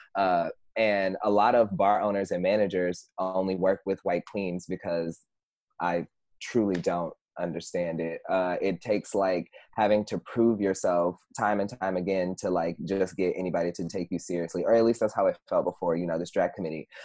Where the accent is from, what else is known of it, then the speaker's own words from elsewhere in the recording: Houston, Texas, United States; moved away as an adult; now in Chicago, United States; originally I'm from Houston, Texas, and I moved here